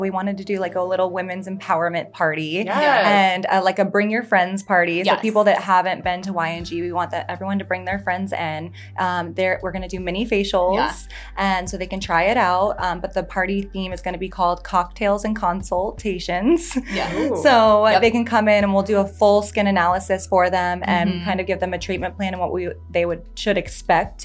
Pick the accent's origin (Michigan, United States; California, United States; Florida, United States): Florida, United States; growing up in Florida